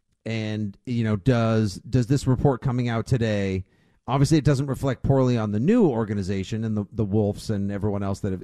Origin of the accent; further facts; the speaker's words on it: Braintree, Massachusetts, United States; I'm from Braintree, Mass.